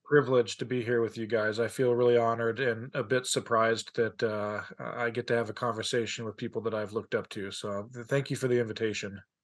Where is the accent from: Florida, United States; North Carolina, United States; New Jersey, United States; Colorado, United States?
Colorado, United States; now in Utah, United States; I'm from Colorado